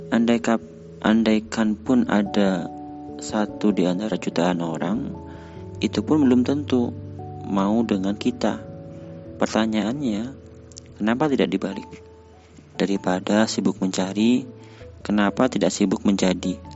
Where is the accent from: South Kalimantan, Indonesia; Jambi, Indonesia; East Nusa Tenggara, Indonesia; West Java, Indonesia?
South Kalimantan, Indonesia; born there; Aku lahir di Kalimantan Selatan